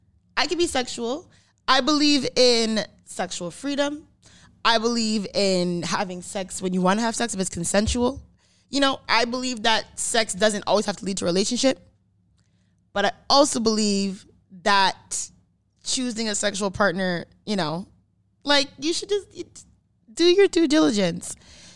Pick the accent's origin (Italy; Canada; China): Canada; Brampton, Ontario; also born or lived in Caledon, Ontario; Because I am from Brampton.